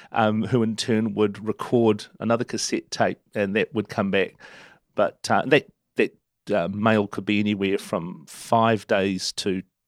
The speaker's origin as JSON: {"language": "English", "town": "Turangi", "region": "Waikato", "country": "New Zealand", "tie": "born there", "said": "I was born in Turangi in the southern part of the Waikato region, down the bottom end of Lake Taupo. And we moved."}